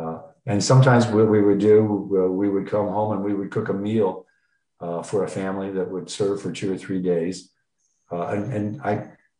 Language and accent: English; San Diego, California, United States; now in Kyiv, Ukraine; We will say, we're from San Diego.